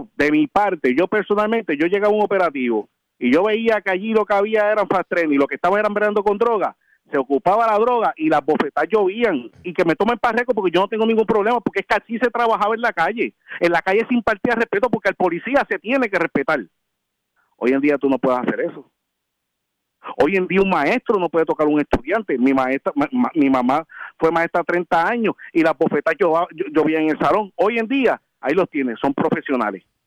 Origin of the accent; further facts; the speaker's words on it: Puerto Rico; nosotros nacimos en Puerto Rico, vivimos en Puerto Rico, nosotros no vamos a abandonar nuestro país